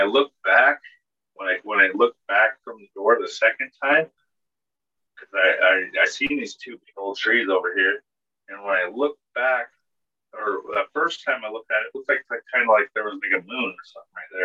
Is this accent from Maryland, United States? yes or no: no; Utah, United States; also born or lived in Dallas, Texas; I come from Utah